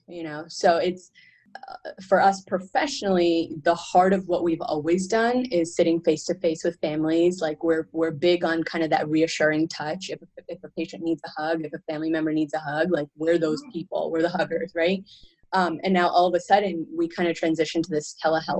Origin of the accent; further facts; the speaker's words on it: Canada; I come from Canada